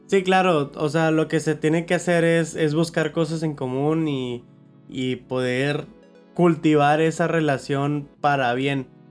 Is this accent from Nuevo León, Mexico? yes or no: yes; Monterrey, Nuevo León, Mexico; Somos de Monterrey